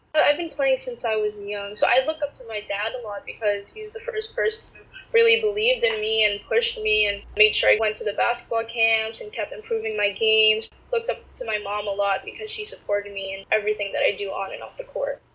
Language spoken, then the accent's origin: English; United States; Growing up in the States as a Filipina athlete